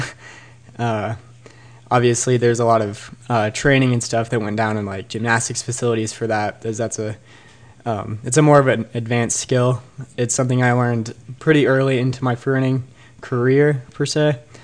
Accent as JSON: {"language": "English", "town": "Bend", "region": "Oregon", "country": "United States", "tie": "born or raised there", "said": "was born and raised in Bend"}